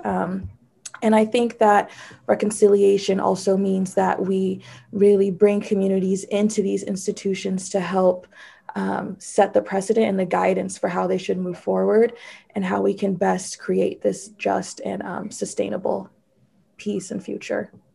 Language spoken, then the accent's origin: English; San Francisco, California, United States; growing up in San Francisco